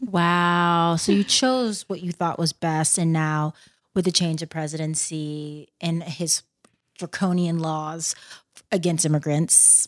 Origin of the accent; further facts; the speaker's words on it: Plano, Texas, United States; moved away as an adult; also born or lived in Boston / Spain / Argentina / Ghana (parents); I'm from Dal-, I'm from Plano, and, um, parents are from Ghana